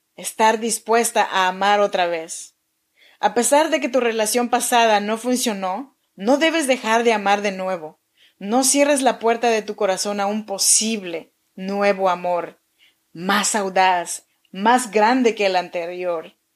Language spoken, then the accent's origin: Spanish; Chinantla region, Oaxaca, Mexico